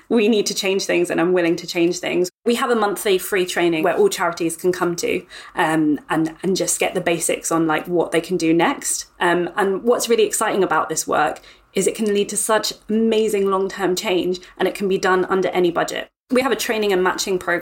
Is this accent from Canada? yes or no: no; London, United Kingdom; So I am a born and bred Londoner, first and foremost. I grew up in Hounslow, West London